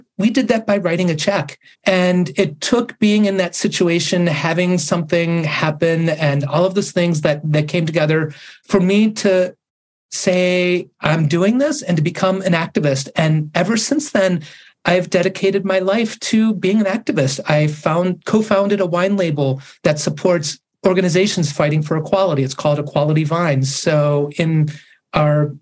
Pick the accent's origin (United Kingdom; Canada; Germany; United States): United States; Sandusky, Ohio; moved away as an adult; also born or lived in Pennsylvania; moving back to my hometown of Sandusky, Ohio last year, coming back to my roots